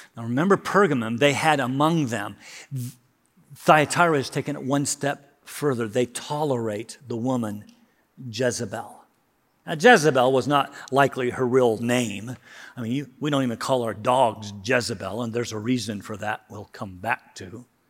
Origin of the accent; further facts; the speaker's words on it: United States; I love being an American.